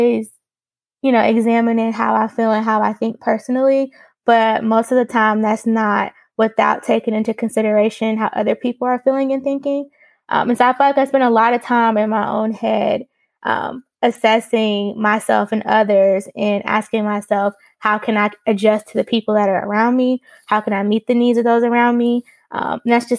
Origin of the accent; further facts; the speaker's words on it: Greensboro, North Carolina, United States; I'm from Greensboro, North Carolina